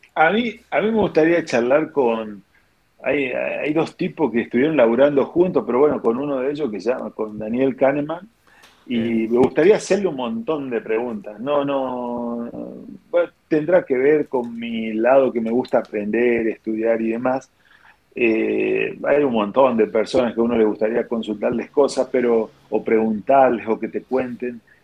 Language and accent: Spanish; interior of Chaco Province, Argentina; yo soy del, interior del Chaco, de la provincia del Chaco